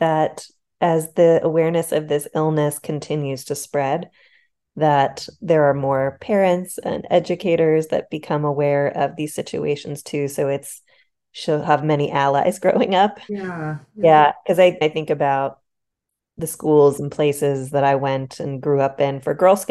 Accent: Pittsburgh, Pennsylvania, United States; I grew up in Pittsburgh, Pennsylvania

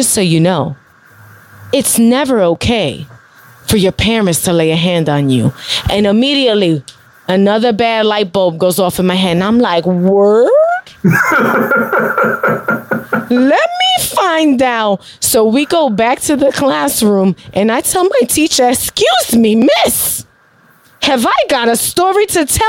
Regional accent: New York City, New York, United States; I grew up in Bushwick.

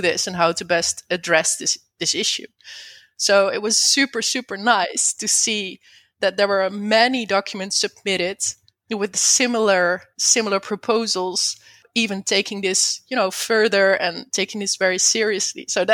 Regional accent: Netherlands; I'm not from the USA, by the way. I'm from the Netherlands.

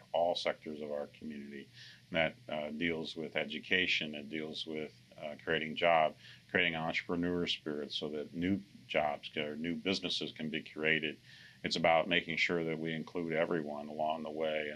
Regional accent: Blue Springs, Missouri, United States; moved away as an adult; also born or lived in Iowa; now in Topeka, United States; I grew up in Blue Springs, Missouri, about an hour and a half from here.

